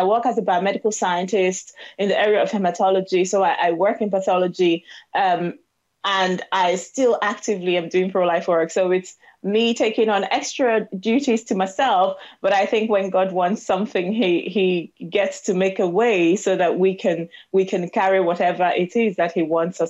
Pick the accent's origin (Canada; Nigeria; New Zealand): Nigeria; southeastern Nigeria; moved away as an adult; now in United Kingdom; I am a Nigerian woman living in the United Kingdom, born and raised in the southeastern part of Nigeria